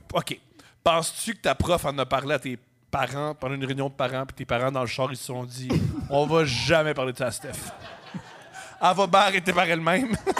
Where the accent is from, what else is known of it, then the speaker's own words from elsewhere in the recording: Montreal, Quebec, Canada; je viens de Montréal